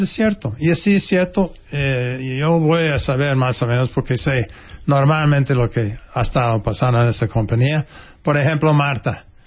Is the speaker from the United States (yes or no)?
yes; United States; first language English; Spanish is a second language; moved away as an adult; now in Mexico; yo tengo acento y que yo soy gringo